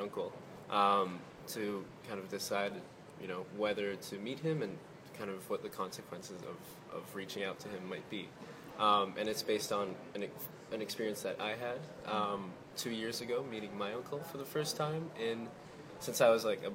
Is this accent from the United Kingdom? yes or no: no; Quebec City, Quebec, Canada; I'm from Quebec City, so I grew up speaking in French.